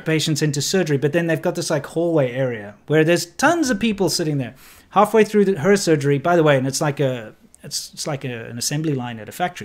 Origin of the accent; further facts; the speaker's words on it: Johannesburg, Gauteng, South Africa; moved away; also born or lived in Cape Town / China; when I was about ten, uh, we moved to Johannesburg and ended up living in Chartwell